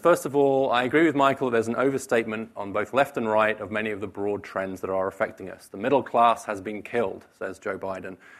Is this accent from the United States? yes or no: no; United Kingdom; moved away; the U K, my home country